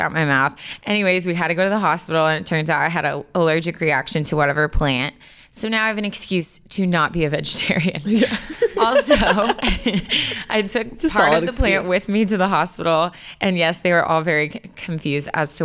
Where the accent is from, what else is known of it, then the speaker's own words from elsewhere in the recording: California, United States; I said you all because I grew up in California.